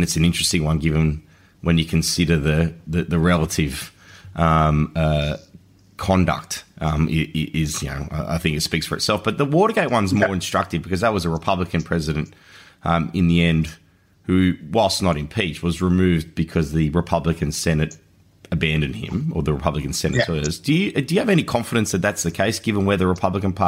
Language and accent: English; Australia; As an Australian